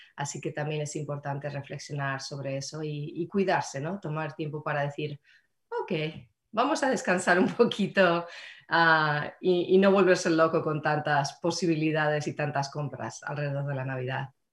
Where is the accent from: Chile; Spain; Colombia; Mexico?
Spain; Madrid, Community of Madrid; now in Marin County, United States; en Madrid, donde, de donde soy yo